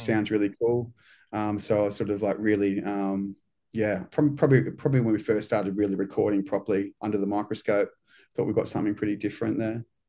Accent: New Zealand; now in Australia; I'm from New Zealand

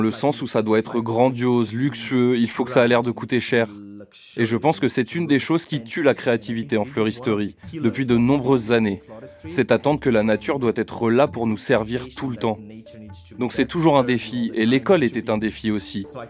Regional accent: Santa Catarina, Brazil; moved away; also born or lived in Florianópolis; Même si j'ai déménagé à la campagne, à Santa Catarina, je suis né à Florianopolis et j'y ai vécu jusqu'à mes 6-7 ans.

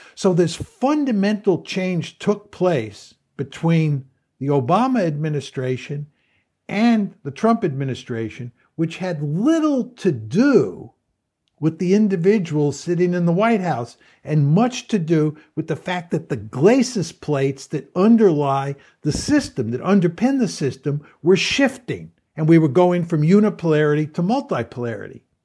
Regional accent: United States; I'm an American

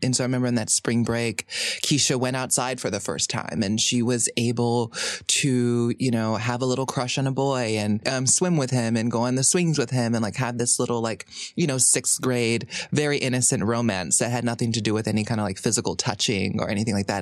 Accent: Hawaii, United States; growing up in Hawaii

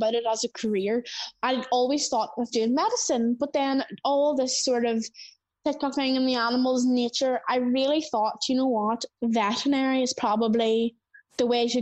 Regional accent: Northern Ireland, United Kingdom; accent: Northern Irish; we have quite a strong accent here in Northern Ireland

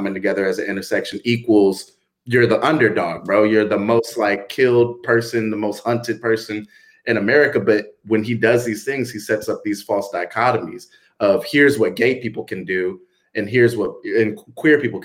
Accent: Atlanta, Georgia, United States; now in Los Angeles, United States; From Atlanta, originally

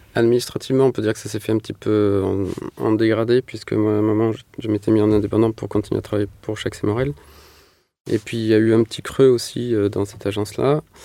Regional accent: Manosque, Provence-Alpes-Côte d'Azur, France; also born or lived in Marseille; j'ai grandi en Provence, dans une petite ville qui s'appelle Manosque

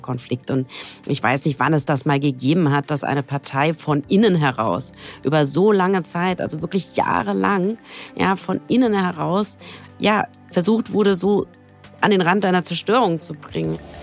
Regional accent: Frankfurt am Main, Hesse, Germany; Ich komme aus Frankfurt am Main.

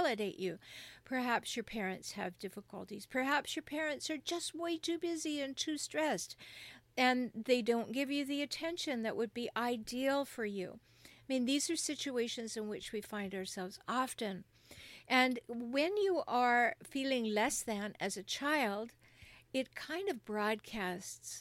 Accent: Canada; now in United States; particularly in the United States where I live, but I'm from Canada

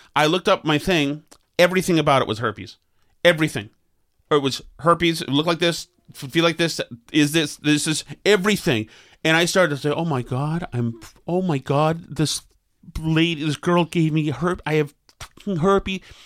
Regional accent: Winchester, Massachusetts, United States; I'm a nice boy from Winchester

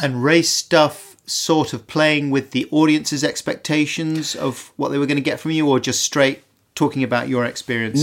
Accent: London, United Kingdom; also born or lived in Earl's Court; I was born in the Gold Hawk Road

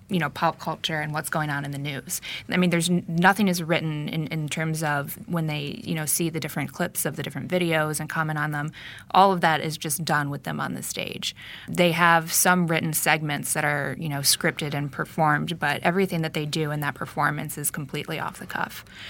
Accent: Northeast Ohio, United States; I'm from Northeast Ohio.

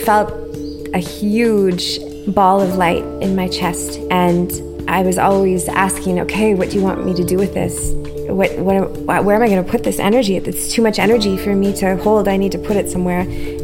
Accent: Ontario, Canada; I grew up in a small town in Ontario that was an Amish town

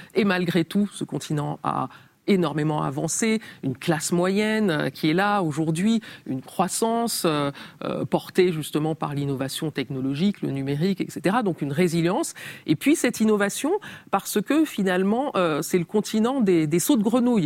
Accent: Cameroon; moved away; also born or lived in Tarn, France; quand j'étais enfant au Cameroun

